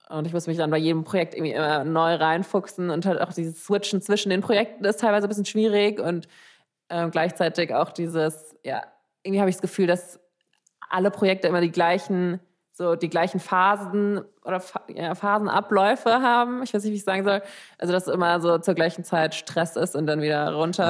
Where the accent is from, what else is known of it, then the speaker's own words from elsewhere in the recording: Frankfurt, Hesse, Germany; moved away as an adult; now in Vienna, Austria; Ich komme aus Frankfurt